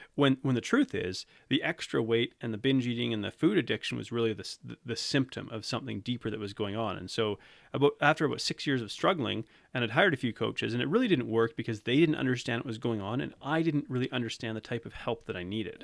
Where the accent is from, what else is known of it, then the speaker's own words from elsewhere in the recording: Canada; I'm from Canada, I'm not from South Africa.